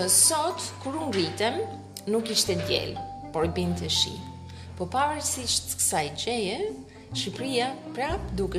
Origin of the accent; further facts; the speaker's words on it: Bosnia & Herzegovina; moved away as an adult; now in Albania; I'm from Bosnia and Herzegovina.